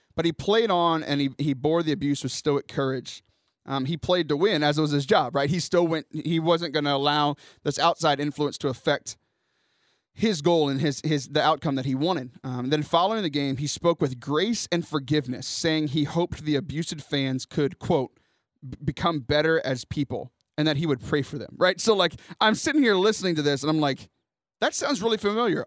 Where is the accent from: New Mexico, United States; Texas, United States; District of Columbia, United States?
Texas, United States; Houston; Houston, my hometown